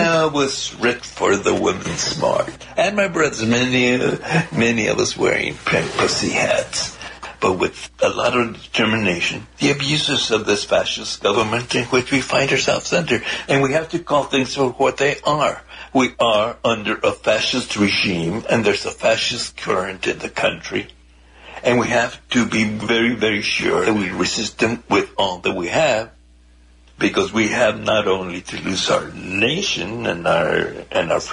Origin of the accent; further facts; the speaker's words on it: El Paso, Texas, United States; also born or lived in Ciudad Juárez, Mexico; I was born and raised right on the Mexican-U.S. border in the Paso Juarez area.